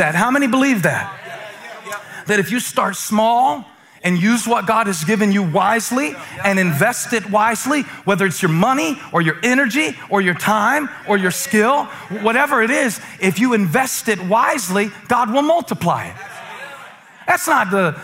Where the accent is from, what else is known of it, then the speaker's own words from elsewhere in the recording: Moncks Corner, South Carolina, United States; I grew up in Monk's Corner